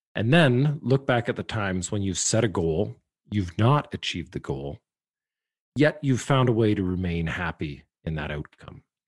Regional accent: Canada; I'm a Canadian.

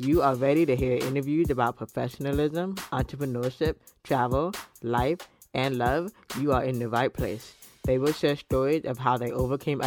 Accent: Florida, United States; I'm from Florida

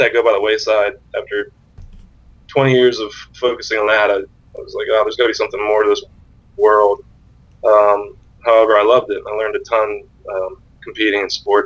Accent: Central Ohio, United States; moved away as an adult; also born or lived in Cincinnati / New York City; Central Ohio on a thoroughbred horse farm in that's where I'm from

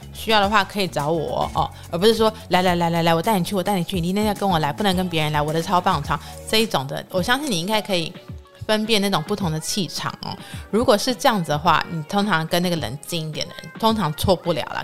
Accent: Taiwan; 所以有时候他们问我说你是哪里人的时候，我就不会很直接说是台湾

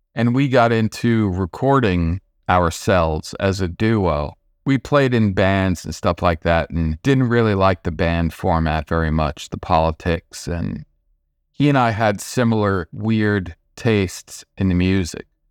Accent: Nyack, New York, United States; I grew up in the suburbs just outside of New York City, about 25 minutes without traffic, place called Nyack

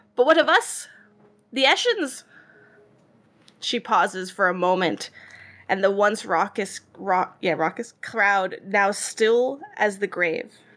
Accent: Israel; accent: Israeli; my weird Israeli accent

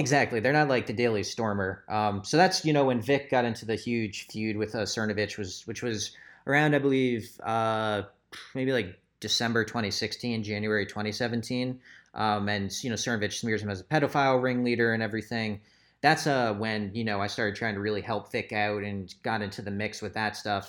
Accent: Lehigh Valley, Pennsylvania, United States; we're all from the Lehigh Valley in Pennsylvania

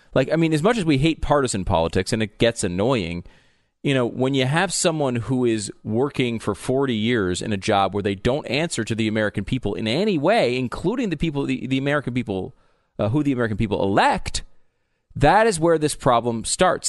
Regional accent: Canada; a Canadian sports celebrity

